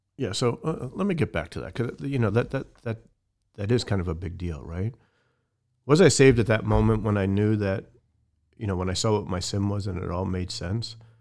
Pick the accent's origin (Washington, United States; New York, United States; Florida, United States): New York, United States; right outside the Bronx; I grew up in New York right outside the Bronx